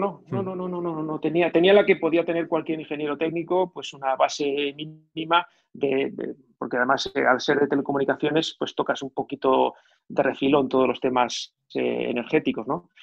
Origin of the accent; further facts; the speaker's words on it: Catalonia, Spain; also born or lived in near Barcelona; Soy catalán, vivo, vivía cerca de Barcelona